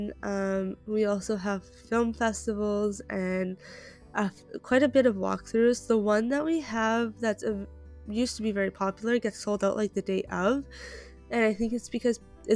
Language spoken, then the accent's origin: English; Canada; I am Canadian